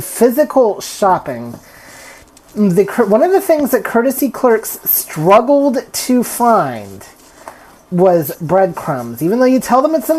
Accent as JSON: {"language": "English", "region": "Texas", "country": "United States", "said": "I'm from Texas"}